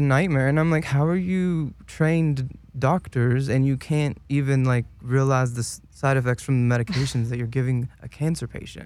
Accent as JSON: {"language": "English", "region": "Kentucky", "country": "United States", "moved": "yes", "said": "I'm originally from Kentucky"}